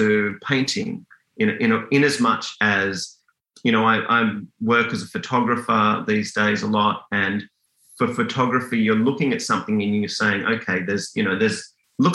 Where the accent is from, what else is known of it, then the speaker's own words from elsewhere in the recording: Sydney, New South Wales, Australia; moved away as an adult; also born or lived in Perth, Western Australia, Australia; now in Canada; I grew up in Western Australia until I was about 10. I lived in kind of small town Perth, and it really was a small town back then